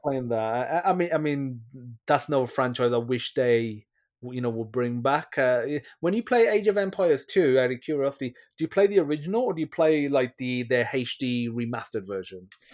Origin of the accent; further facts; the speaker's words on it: West Midlands, United Kingdom; moved away; I'm originally from the West Midlands in, you know, Dudley, Wel, you know, West Bromwich, Wo, Wolverhampton areas.